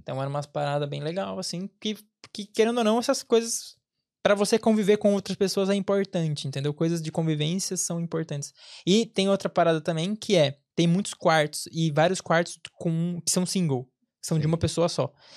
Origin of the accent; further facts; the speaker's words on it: interior of São Paulo, Brazil; moved away as an adult; also born or lived in Angola; now in Ireland; eu venho do interior de São Paulo